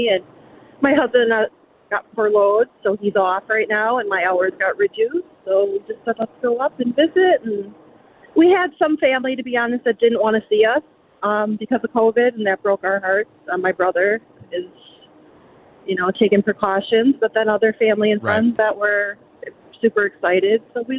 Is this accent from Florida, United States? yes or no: yes; Jacksonville, Florida, United States; We are from Jacksonville, Florida, drove up to Wisconsin to visit family about 9 days ago, and we're headed back right now home.